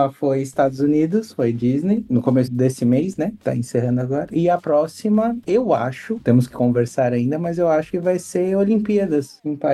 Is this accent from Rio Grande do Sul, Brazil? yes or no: no; São Paulo, Brazil; Eu sou de São Paulo e a única viagem que eu tinha feito era pra praia.